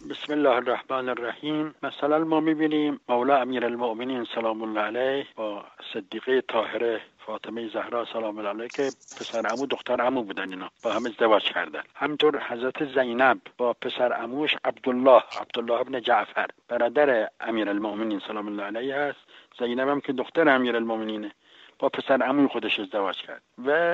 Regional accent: Najaf, Najaf Governorate, Iraq; now in Tehran, Iran; من در نجف متولد شدم

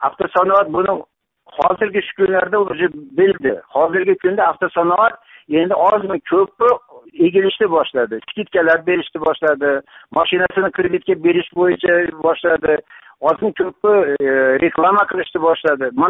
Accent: Uzbekistan; biz yoshligimizdan boshlab mana shu o'zbekistonda yashayotganlar

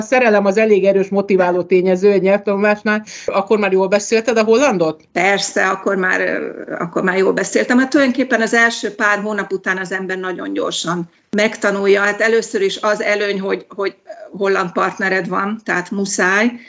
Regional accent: Hungary; moved away as an adult; now in Delft, Netherlands; én Magyarországról jöttem, bár ez ki se derül rendszerint. Hallják, hogy valami akcentusom van, de ha rákérdeznek, mondom, hogy magyar

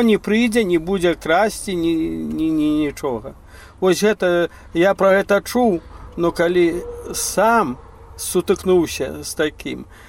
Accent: Belarus; moved away as an adult; also born or lived in United States; я беларус

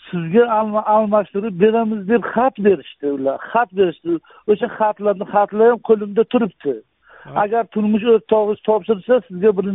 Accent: Koson District, Kashkadarya Region, Uzbekistan; moved away as an adult; now in Qarshi, Uzbekistan; man bir ming to'qqiz yuz yetmish yettinchi yil koson tumanida tug'ilganman

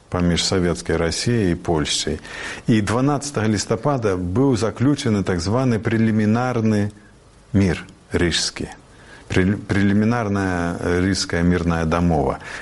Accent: Belarus; Мы беларусы. Мы лічым, што абвяшчэнне, беларускай народнай рэспублікі было цалкам легітымнай з'явай

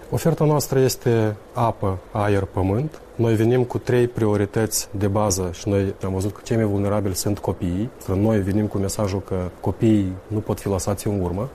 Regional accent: Tiraspol, Transnistria, Moldova; Eu sunt din Tiraspol

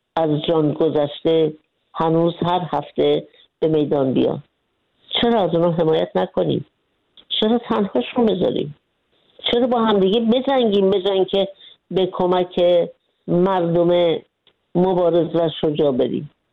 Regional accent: Iran; moved away as an adult; من سه کتاب در مورد بیرافی خودم نوشتم بعضی که از ایران خارج شدم

